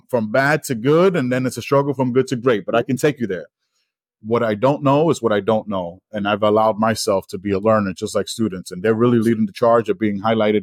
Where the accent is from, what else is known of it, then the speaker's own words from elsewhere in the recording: New York City, New York, United States; now in Denver, United States; I'm from the Bronx